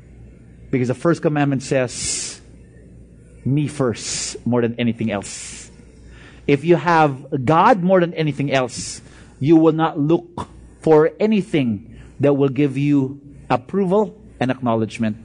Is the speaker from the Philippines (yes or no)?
yes; Bacolod, Western Visayas, Philippines; moved away; I came from Bacolod.